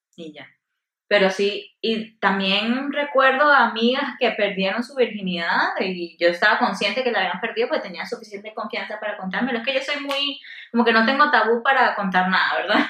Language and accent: Spanish; Venezuela; donde yo soy de Venezuela